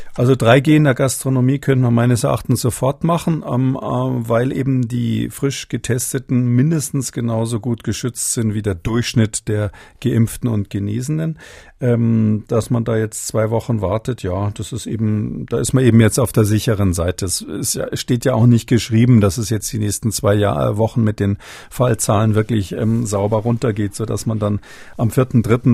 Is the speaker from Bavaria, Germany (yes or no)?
yes; Munich, Bavaria, Germany; gebürtiger Münchner bin